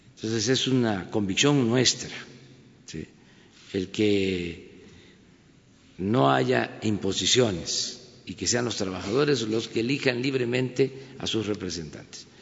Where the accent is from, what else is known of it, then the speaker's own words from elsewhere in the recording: Mexico; lo que somos los mexicanos, de lo que estamos hechos los mexicanos